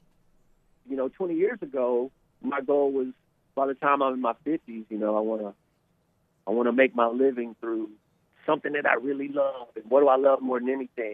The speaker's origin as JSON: {"language": "English", "town": "Little Rock", "region": "Arkansas", "country": "United States", "tie": "born or raised there", "also_born_or_lived": "Van Buren, Arkansas", "moved": "as an adult", "lives_now": "New York, United States", "said": "I grew up in Little Rock. I was born in Little Rock"}